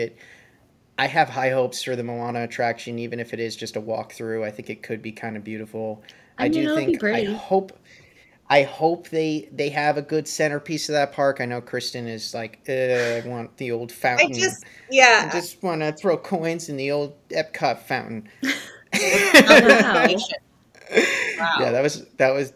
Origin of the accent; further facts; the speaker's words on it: Massachusetts, United States; also born or lived in West Coast; I grew up in Massachusetts